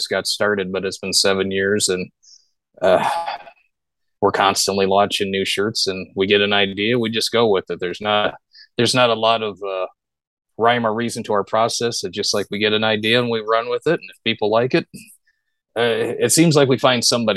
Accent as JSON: {"language": "English", "town": "Omaha", "region": "Nebraska", "country": "United States", "tie": "born or raised there", "said": "I grew up in South Omaha, loved the South Omaha nostalgia"}